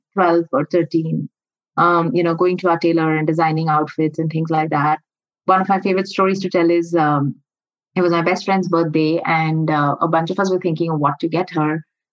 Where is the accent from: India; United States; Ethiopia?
India; all of us growing up in India at some point realized that we had immense access to artisans and tailors.